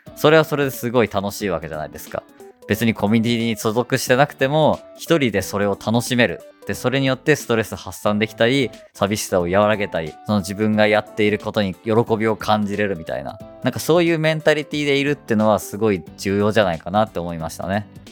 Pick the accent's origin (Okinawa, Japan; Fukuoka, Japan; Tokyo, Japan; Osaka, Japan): Fukuoka, Japan; moved away as an adult; now in Ibaraki, Japan; 私はね、あの、地元は福岡で、今、茨城に移住してきて